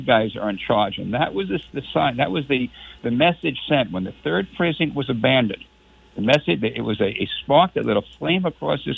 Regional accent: New York City, New York, United States; moved away as an adult; I was born in Brooklyn, New York, Joe. I never met either a Republican or a Lutheran until I went to college. There were none in Brooklyn, none

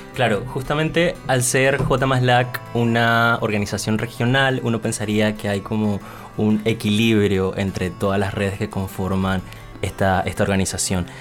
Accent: Panama; now in Bogotá, Colombia; soy de Panamá y pues efectivamente estoy en Bogotá en este momento

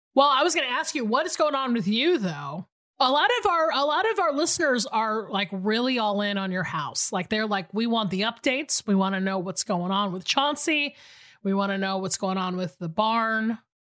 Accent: Atlanta, Georgia, United States; moved away; I'm actually in Atlanta, Georgia right now, my hometown.

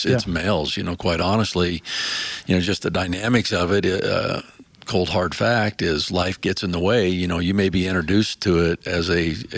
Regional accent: Midwest, United States; as a young man growing up in the Midwest, and my father was a competitive archer

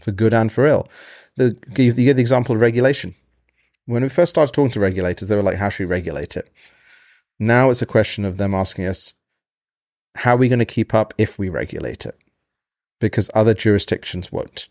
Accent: United Kingdom; now in United States; being in America, I'm from Britain

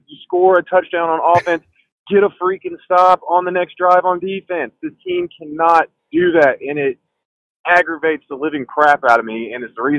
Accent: the South, United States; because like I was saying earlier, I'm from the South. I'm used to chili being, you know, chili.

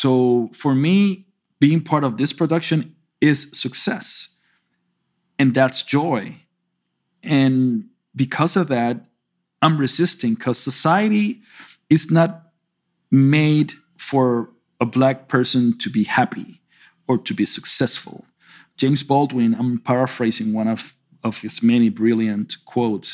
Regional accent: Loíza, Puerto Rico; I was raised in Loíza. Loíza is a small town in Puerto Rico

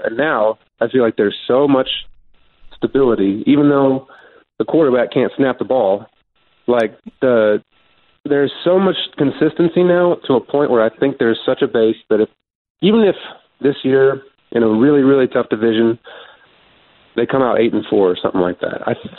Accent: Kalamazoo, Michigan, United States; also born or lived in Chicago; now in Nashville, United States; I was born in Chicago. My whole family is from Chicago. Grew up in Kalamazoo, Michigan, which is halfway between Chicago and Detroit.

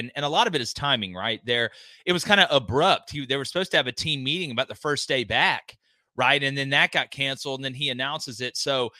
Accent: the South, United States; also born or lived in Montana; The only good part about growing up in the South

